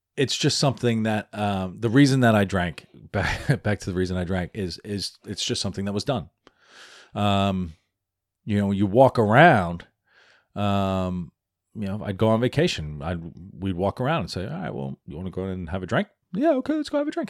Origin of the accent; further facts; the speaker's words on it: New York City, New York, United States; also born or lived in Philadelphia / Washington, D.C.; I'm an Irish American. Uh, I live in New York, right? It's I was born in the Bronx.